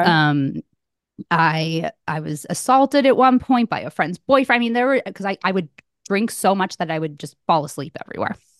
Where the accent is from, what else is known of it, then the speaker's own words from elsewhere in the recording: Connecticut, United States; moved away as an adult; also born or lived in New Hampshire; where I grew up in Connecticut